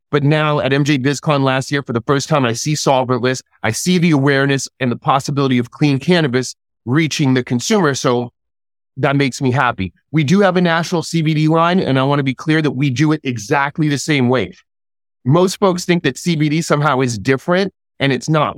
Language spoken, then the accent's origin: English; New York City, New York, United States; moved away as an adult; also born or lived in Rochester; I'm originally from New York City. I grew up in New York City.